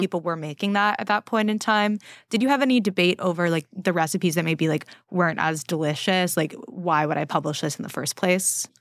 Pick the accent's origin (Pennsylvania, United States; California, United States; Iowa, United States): California, United States; now in New York, United States; growing up in California